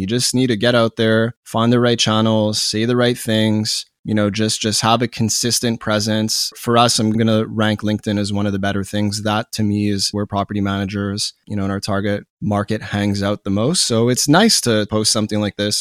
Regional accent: Montreal, Quebec, Canada; born and raised in Montreal, Canada

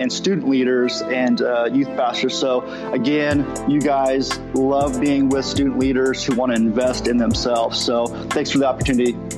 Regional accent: Southern California, United States; moved away as an adult; now in Oklahoma, United States; we are originally from Southern California

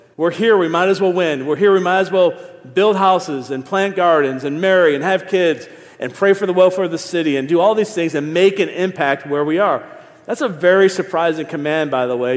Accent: Niagara Falls, New York, United States; also born or lived in Philadelphia / Ohio; now in Raleigh, United States; been here 19 years, but I'm born and raised in Niagara Falls

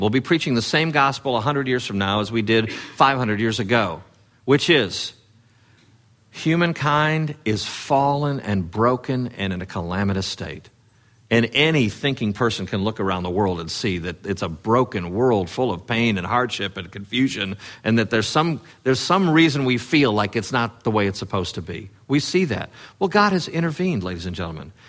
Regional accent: Chicago, Illinois, United States; in sixth grade, uh, growing up in the Chicago area

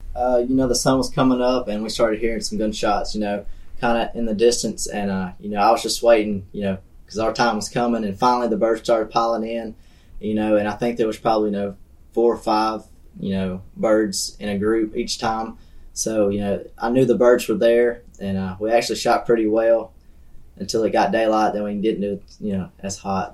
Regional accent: Verbena, Alabama, United States; I'm from Verbena, Alabama

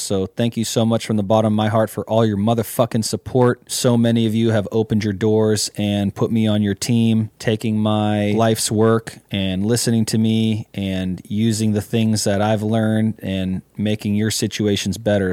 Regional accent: Mendocino County, California, United States; born and bred in Mendocino County

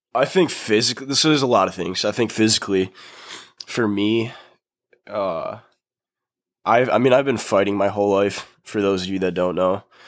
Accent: Grand Rapids, Michigan, United States; I grew up in Grand Rapids, Michigan

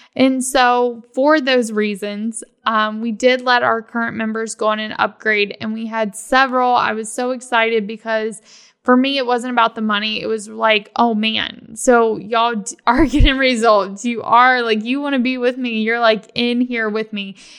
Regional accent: Virginia, United States; now in Florida, United States; I'm from Virginia

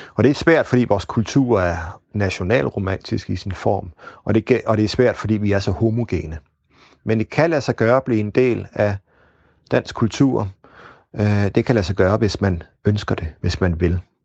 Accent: Denmark; Vi kan tale os om os selv som, som danskere

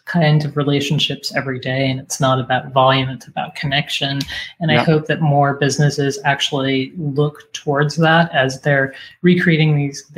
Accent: Boston, Massachusetts, United States; moved away; take care of my hometown, because I'm a Boston girl

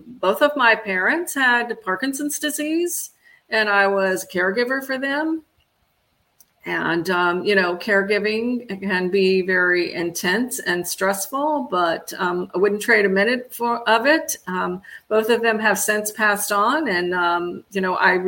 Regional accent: Florida, United States; I grew up here in Florida

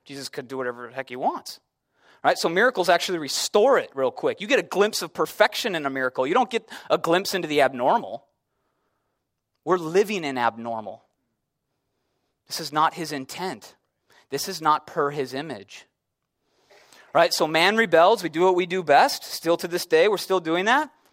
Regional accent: Chicago, Illinois, United States; I'm from Chicago

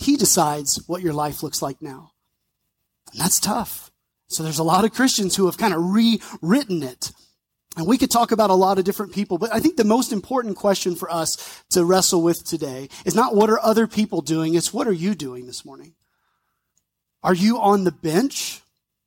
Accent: North Mississippi, United States; I grew up around North Mississippi, so hot, humid.

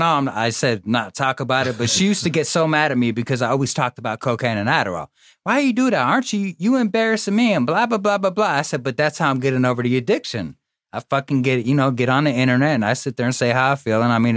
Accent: Atlanta, Georgia, United States; also born or lived in Toms River, New Jersey; I grew up pretty much in Atlanta.

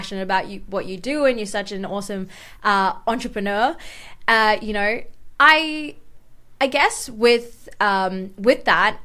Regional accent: Dubai, United Arab Emirates; now in Australia; I grew up in Dubai

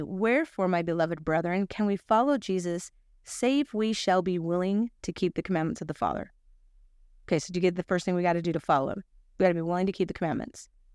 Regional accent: Salt Lake City, Utah, United States; I'm from Salt Lake City

